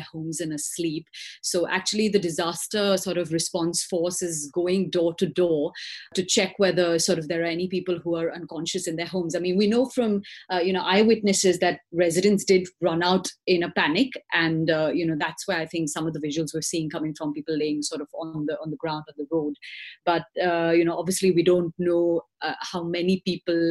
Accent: India; I'm an Indian national. I'm their Indian correspondent

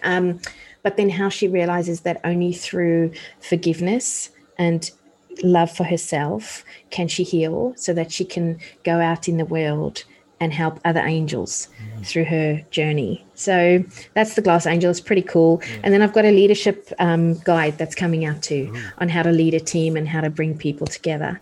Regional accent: South Africa; moved away; I grew up in apartheid South Africa

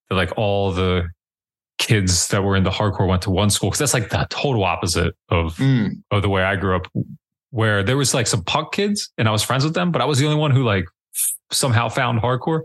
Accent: Dover, Pennsylvania, United States; born or raised there; moved away; also born or lived in Baltimore

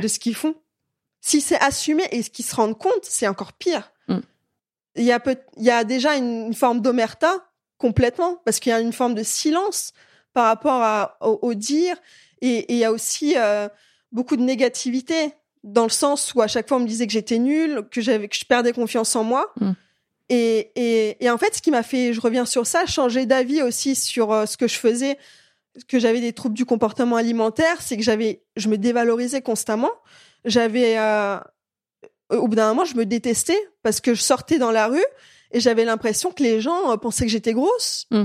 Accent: France; also born or lived in Belarus; je suis, euh, née en Biélorussie, euh, j'ai commencé la gymnastique rythmique à l'âge de quatre ans. Et je suis arrivée en France à l'âge de six ans

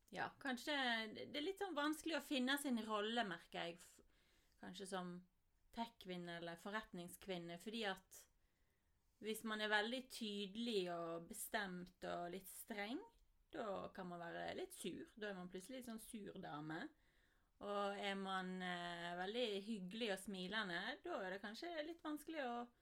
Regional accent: Voss, Vestland, Norway; når jeg vokste opp på Voss

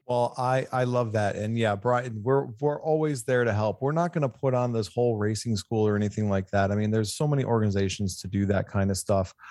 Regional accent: Michigan, United States; now in California, United States; I'm a Michigan boy, but I've been in California for twenty-five years.

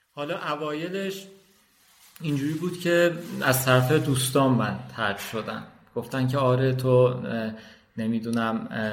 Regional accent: Kojovar village, near Tabriz, East Azerbaijan, Iran; first language Azerbaijani Turkish; Persian is a second language; moved away as an adult; now in Tehran, Iran; من توی حالا روستایی به دنیا اومدم و فکر میکردم کل دنیا اینجاست

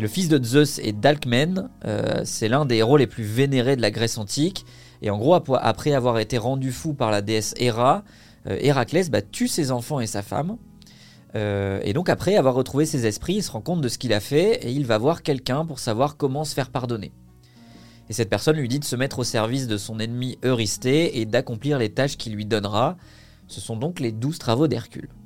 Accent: Vitry-sur-Seine, Île-de-France, France; also born or lived in Quimper, Brittany; je suis breton, né à Quimper, très fier. banlieusard, j'ai grandi à Vitry-sur-Seine, en région parisienne

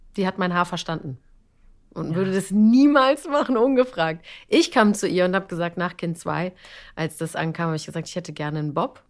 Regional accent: Bavaria, Germany; ich komme aus Bayern

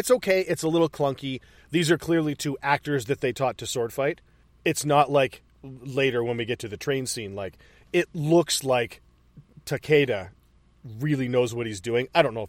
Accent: Utica, New York, United States; I'm from upstate New York. I'm from Utica.

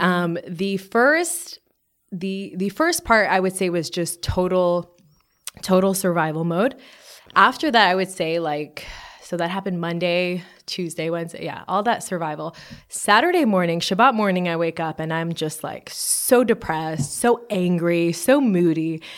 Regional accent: Montreal, Quebec, Canada; now in Los Angeles, United States; I'm from Montreal, Canada

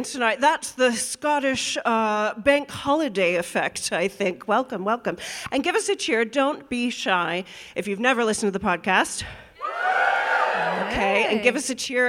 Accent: United States; I'm the only Yank

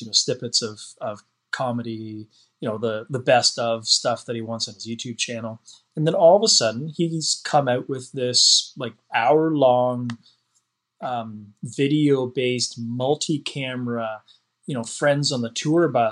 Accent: Prince Edward Island, Canada; where we're from, it stands for Prince Edward Island

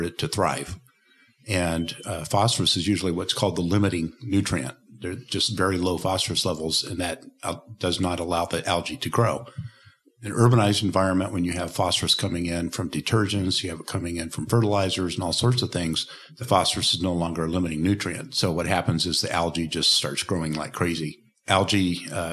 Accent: Portland, Oregon, United States; I'm from Portland, Oregon in the United States

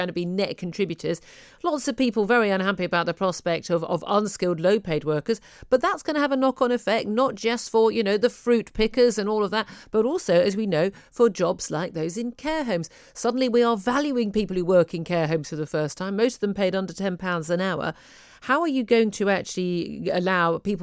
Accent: United Kingdom; We as a British nation

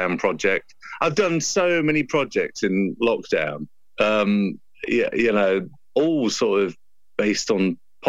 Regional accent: Ipswich, East of England, United Kingdom; I grew up in Ipswich

